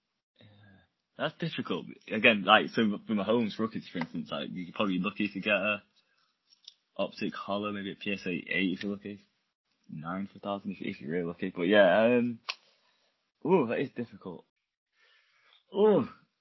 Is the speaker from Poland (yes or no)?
no; England, United Kingdom; I'm English